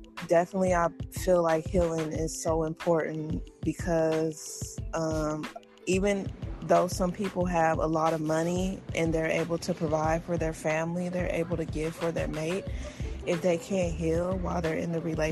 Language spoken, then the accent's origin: English; United States; being African American in America, I didn't have as much opportunities as the other races